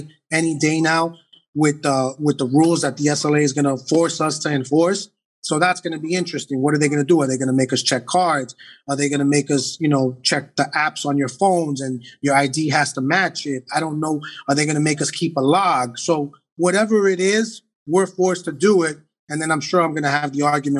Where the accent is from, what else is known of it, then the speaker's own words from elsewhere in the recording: New York City, New York, United States; I'm not born and raised in the Heights. I'm 45. I've been in the Heights 42 years